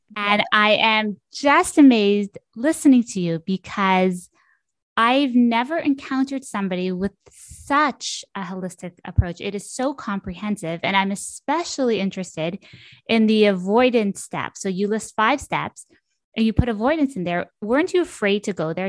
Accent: Ottawa, Ontario, Canada; moved away; also born or lived in Brooklyn; I'm from Ottawa

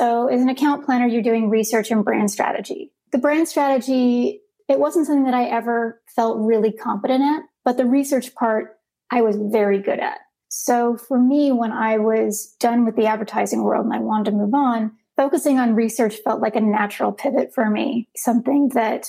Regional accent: Los Angeles, California, United States; moved away; I grew up in Los Angeles

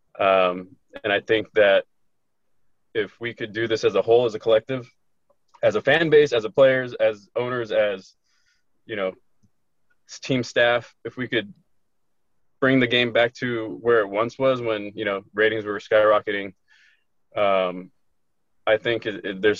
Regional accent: Corona, California, United States; born and raised in Corona, California

